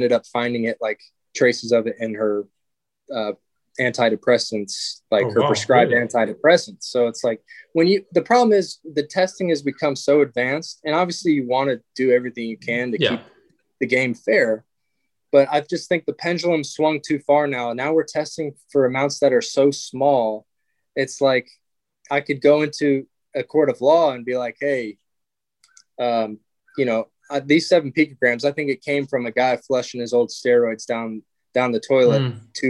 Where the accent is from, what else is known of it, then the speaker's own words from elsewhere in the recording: Georgia, United States; also born or lived in Chicago, Illinois; I was born in Chicago, but moved to Georgia when I was young